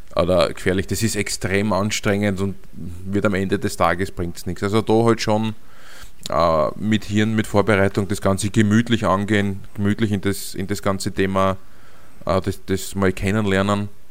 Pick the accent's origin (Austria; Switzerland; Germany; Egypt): Austria; als Europäer, also als Österreicher